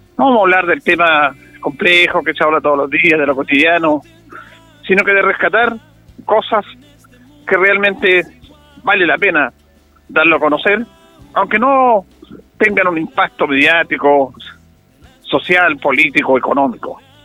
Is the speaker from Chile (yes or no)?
yes; Chile